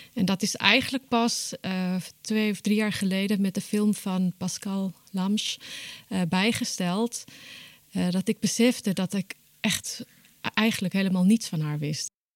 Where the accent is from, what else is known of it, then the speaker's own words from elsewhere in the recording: Johannesburg, Gauteng, South Africa; moved away as an adult; now in Groningen, Netherlands; Ik ben geboren en getogen in Johannesburg, Zuid-Afrika, maar ik woon sinds 2000 in Groningen.